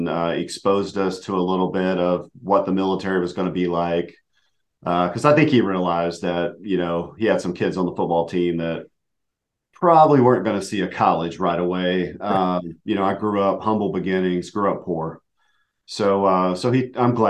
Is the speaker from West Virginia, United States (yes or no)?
yes; Huntington, West Virginia, United States; born and raised in Huntington, West Virginia, small little town in the South